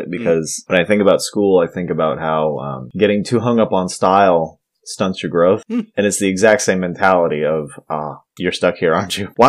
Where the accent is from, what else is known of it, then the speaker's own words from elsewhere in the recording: United States; I'm American